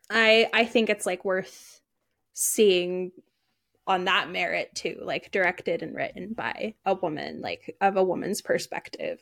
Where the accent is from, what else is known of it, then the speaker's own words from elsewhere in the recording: United States; I'm very American